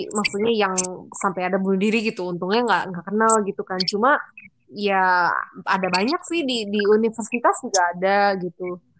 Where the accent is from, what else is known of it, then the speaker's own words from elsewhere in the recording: Indonesia; kalau bahasa kita orang Indo muka